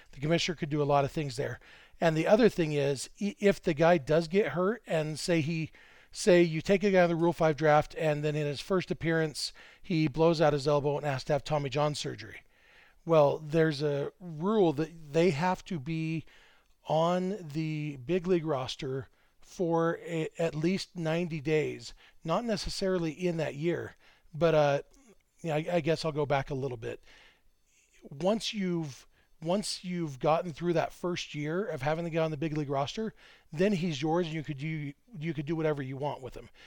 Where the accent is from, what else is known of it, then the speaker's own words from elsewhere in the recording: Lake Elsinore, California, United States; Lake Elsinore, my hometown